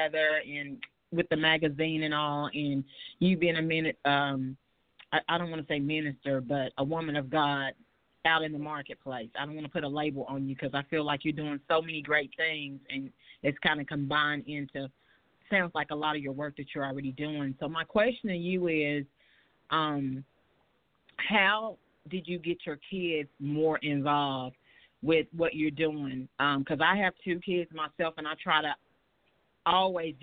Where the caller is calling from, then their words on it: Richmond, Virginia, United States; I'm calling from Richmond, Virginia.